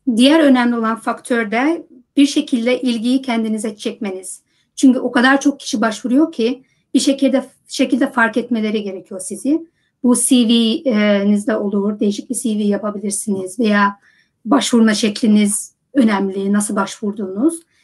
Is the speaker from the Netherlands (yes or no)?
yes; Netherlands; moved away as an adult; also born or lived in United States; Hollanda'da doğdum büyüdüm